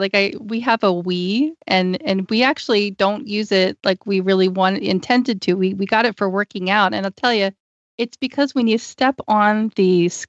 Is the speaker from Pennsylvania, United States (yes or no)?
yes; Pennsylvania, United States; now in Tucson, United States; everybody knows I'm from Pennsylvania